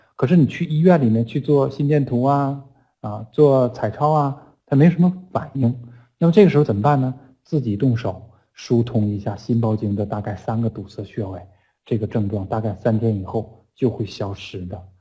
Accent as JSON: {"language": "Chinese", "country": "China", "said": "我们中国人"}